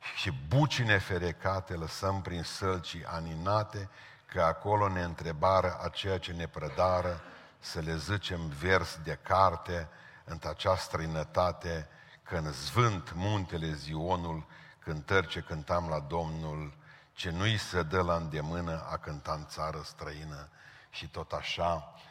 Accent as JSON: {"language": "Romanian", "country": "Romania", "said": "în țară la noi"}